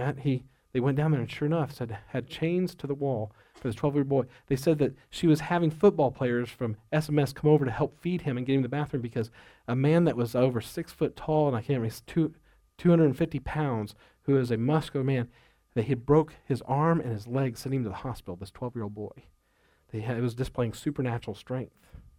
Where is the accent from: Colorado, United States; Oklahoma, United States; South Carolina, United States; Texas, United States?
Oklahoma, United States; Duncan; I think about growing up in Duncan, Oklahoma.